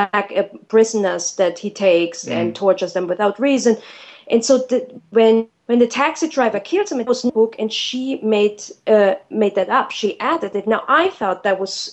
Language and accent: English; Germany; moved away; I'm from Germany